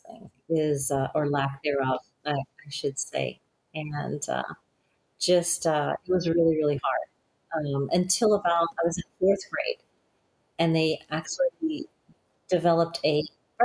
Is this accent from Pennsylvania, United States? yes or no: no; Alabama, United States; also born or lived in Denver; now in San Antonio, United States; growing up in Alabama, Alabama is really a poor state, and it's crazy that we were some of the poorest ones in that state